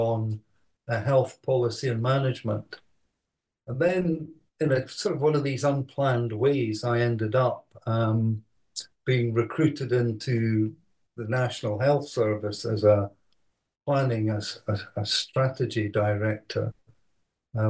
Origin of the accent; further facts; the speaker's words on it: Edinburgh, Scotland, United Kingdom; also born or lived in Aberdeen; I was born in Edinburgh, went to school there